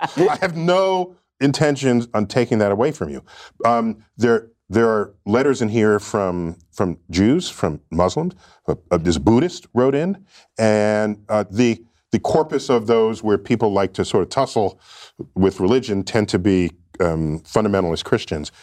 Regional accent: New York City, New York, United States; I grew up in New York City

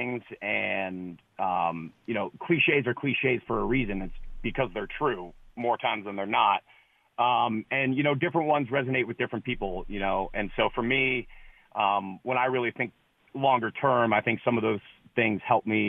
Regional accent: Canada; moved away; also born or lived in Ohio; I'm a Canadian kid who played football in Ohio and then went to Brown

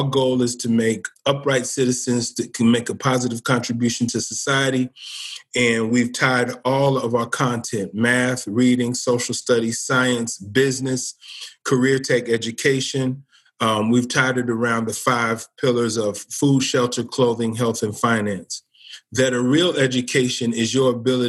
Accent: Cincinnati, Ohio, United States; now in Springfield, United States; I'm from Cincinnati, Ohio

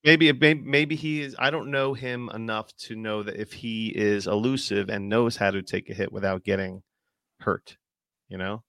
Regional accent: New Jersey, United States; also born or lived in New York City; I'm from, I'm from Jersey, I live, I currently am back in Jersey, but I'm nowhere near where I used to live.

